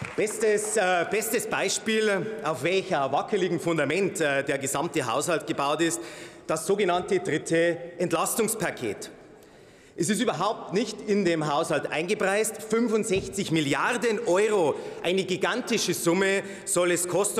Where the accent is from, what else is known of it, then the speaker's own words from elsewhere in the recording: Landshut-Kelheim, Bavaria, Germany; In meiner Heimatregion Landshut-Kelheim